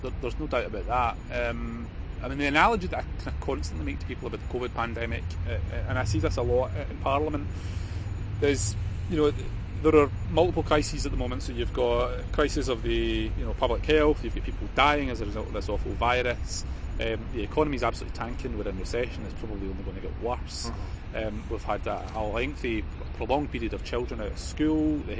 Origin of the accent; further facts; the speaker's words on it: Scotland, United Kingdom; I'm a Scottish Nationalist politician. He's an Ulster Unionist.